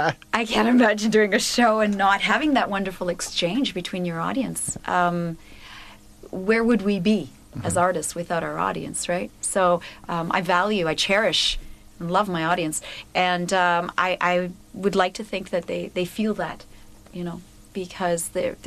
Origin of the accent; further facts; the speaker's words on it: Ontario, Canada; also born or lived in Cuba; Because I was born in Cuba, my whole family is from Cuba, mm-hmm. but I've been brought up in Canada.